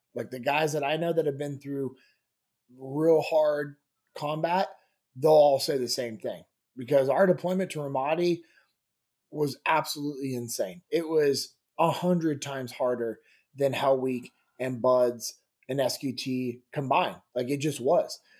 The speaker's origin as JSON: {"language": "English", "town": "Sacramento", "region": "California", "country": "United States", "tie": "born or raised there", "also_born_or_lived": "Mississippi / Memphis", "moved": "as an adult", "said": "I grew up in Sacramento, California"}